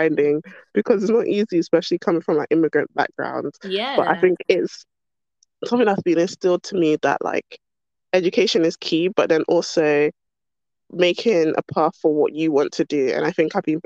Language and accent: English; London, United Kingdom; Born and raised in London, basically my whole life. Always been here. South London girl